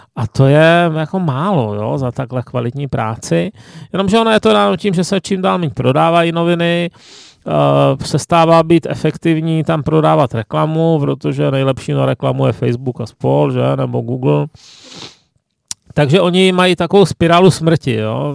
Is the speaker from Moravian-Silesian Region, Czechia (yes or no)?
yes; Ostrava, Moravian-Silesian Region, Czechia; now in Prague, Czech Republic; už jenom to, že jsem z Ostravy, že je exotické